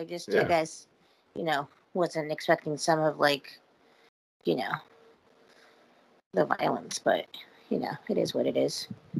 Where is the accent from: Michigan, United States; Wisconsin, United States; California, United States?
California, United States; Simi Valley; moved away; my hometown of Simi Valley